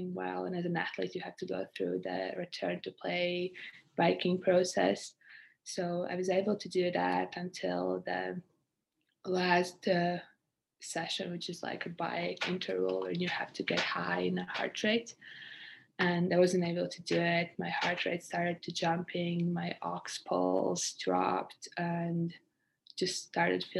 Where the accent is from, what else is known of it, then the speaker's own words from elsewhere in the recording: Latvia; moved away as an adult; now in Canada; I'm from Latvia, a country in Europe. I came to Canada 4 years ago to study and play basketball